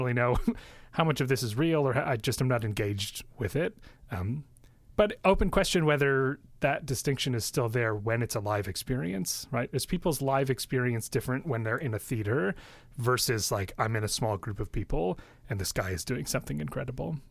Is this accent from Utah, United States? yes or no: no; Mount Prospect, Illinois, United States; I, I, grew up in Mount Prospect, which is a northwest suburb of Chicago